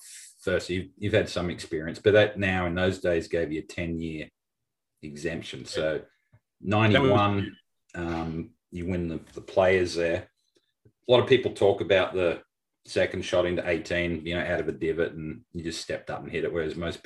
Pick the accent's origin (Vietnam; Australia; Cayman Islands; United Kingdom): Australia; Melbourne, Victoria; moved away; growing up in Melbourne